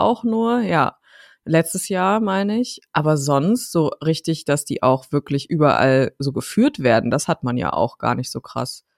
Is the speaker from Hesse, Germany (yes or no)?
no; Dortmund, North Rhine-Westphalia, Germany; in meiner Heimatstadt Dortmund